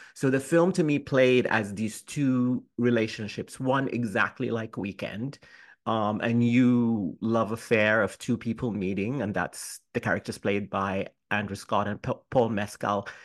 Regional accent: Sudan; also born or lived in United Kingdom; now in New York, United States; I'm from Sudan

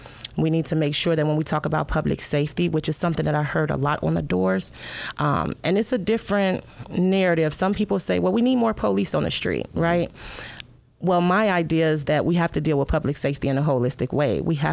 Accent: Chicago, Illinois, United States; I am from Chicago. My father is a West Sider. My mom is a South Sider. I've lived pretty much from house to house. I stayed on the South Side, the West Side, Naperville, Warrenville, Wheatonville, Glen Ellen.

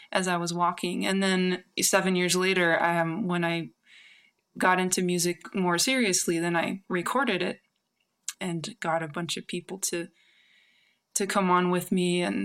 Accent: New Mexico, United States; moved away as an adult; also born or lived in San Francisco; I'm from New Mexico, but I was living in San Francisco at the time.

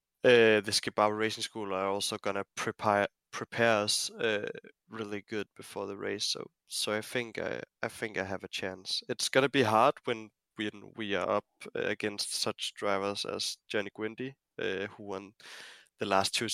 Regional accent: Denmark; my home country

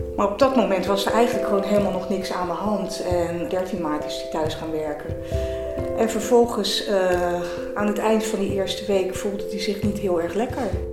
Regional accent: Delft, South Holland, Netherlands; ik ben 59 jaar, geboren en getogen in Delft.

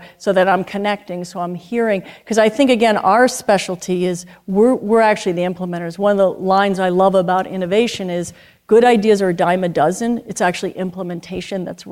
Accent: New York City, New York, United States; now in Vermont, United States; I grew up in Manhattan

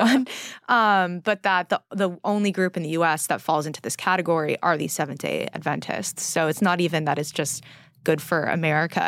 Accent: California, United States; now in New York, United States; growing up in California

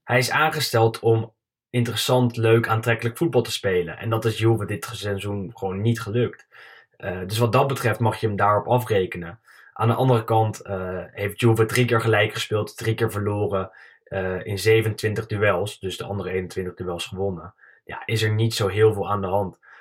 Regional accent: Netherlands; als Nederlander

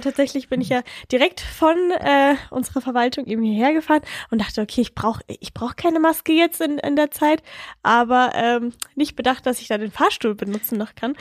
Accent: Bavaria, Germany; Bei uns in Bayern

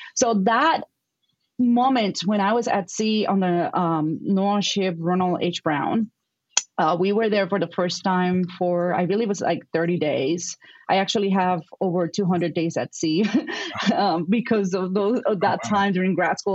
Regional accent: Puerto Rico; accent: Puerto Rican; English is a second language; moved away as an adult; now in Madison, United States; growing up in Puerto Rico

